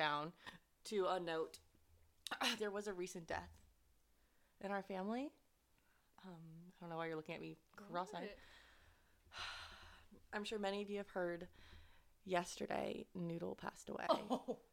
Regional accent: Ohio, United States; I'm from Ohio.

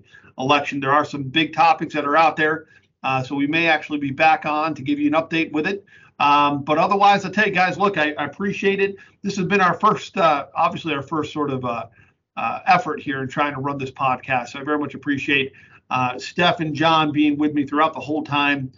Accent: New England, United States; also born or lived in Connecticut-New York border; now in Pennsylvania, United States; I'm from New England

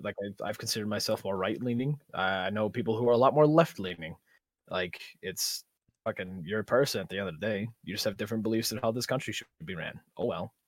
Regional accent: Guam; now in Sierra Vista, United States; I was born in Guam

